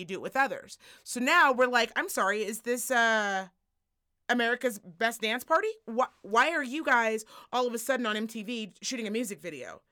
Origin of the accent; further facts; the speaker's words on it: United States; as an American